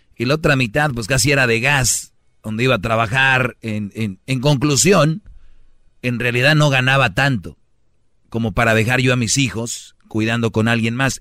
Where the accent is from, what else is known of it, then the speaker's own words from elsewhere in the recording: Monterrey, Nuevo León, Mexico; como buen regio